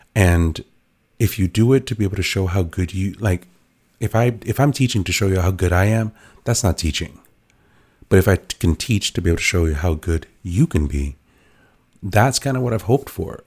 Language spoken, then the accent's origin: English; New York City, New York, United States; I was an inner city kid, like, I was born in the Bronx